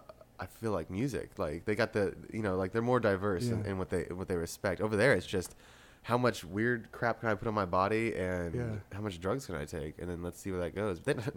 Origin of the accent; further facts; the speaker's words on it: Dallas, Texas, United States; also born or lived in Austin, Texas; I am from Dallas, Texas, originally.